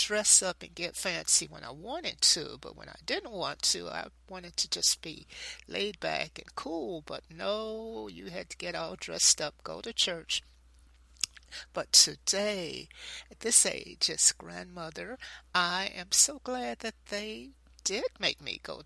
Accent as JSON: {"language": "English", "town": "Knoxville", "region": "Tennessee", "country": "United States", "tie": "born or raised there", "said": "my days growing up in Knoxville, Tennessee"}